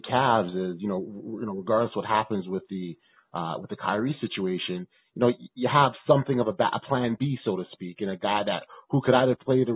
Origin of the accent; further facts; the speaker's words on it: Toronto, Ontario, Canada; my hometown Raptors?